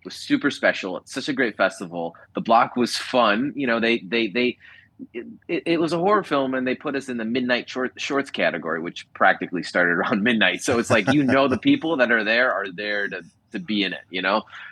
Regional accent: Los Angeles, California, United States; being here in my hometown

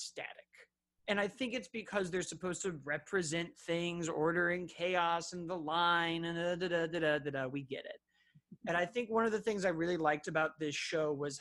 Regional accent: Chicago, Illinois, United States; I'm from Chicago

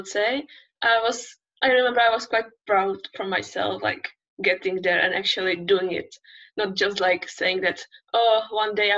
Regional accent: Czechia; moved away as an adult; now in Barcelona, Spain; I'm from the Czech Republic, and that's the place where I spent my all childhood, my all teenage years. And I was brought up there, I grew up there

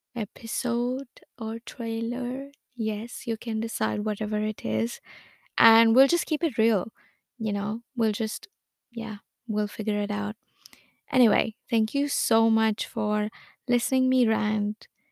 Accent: Lucknow, Uttar Pradesh, India; moved away as an adult; now in Melbourne, Australia; I was born and brought up in India. I am from Lucknow.

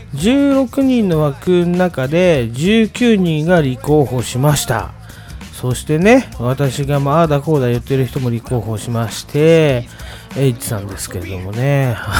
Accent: Tokyo, Japan; 私東京の人間なんで

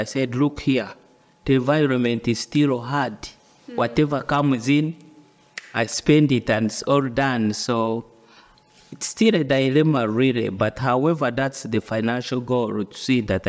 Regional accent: Uganda; moved away as an adult; now in United Kingdom; I come from Uganda, and born in the rural family

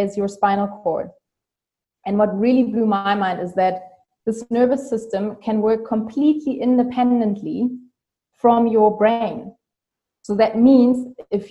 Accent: Germany; English is a second language; I'm from Germany

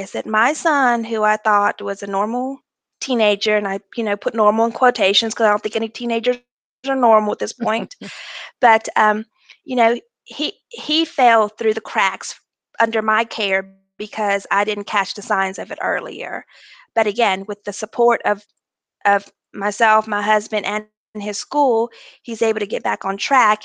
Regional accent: Mobile, Alabama, United States; I am from Mobile, Alabama, and I have been with Airbus for two years.

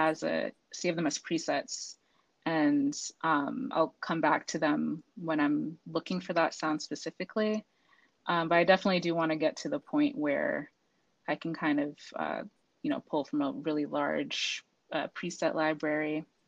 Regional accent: Boston, Massachusetts, United States; now in Virginia, United States; I'm actually originally from Boston, Massachusetts

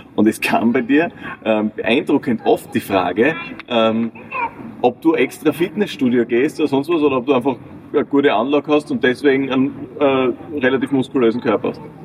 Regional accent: north of Graz, Styria, Austria; ich komme jetzt ein bisschen aus dem Norden von Graz

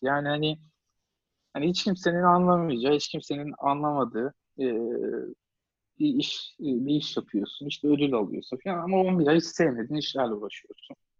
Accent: Ankara, Turkey; Ankara'da doğdum, büyüdüm

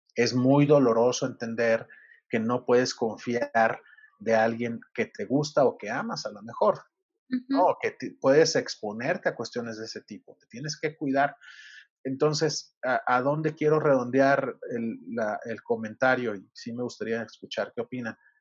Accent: Sinaloa, Mexico; now in Mexico City, Mexico; yo soy de Sinaloa

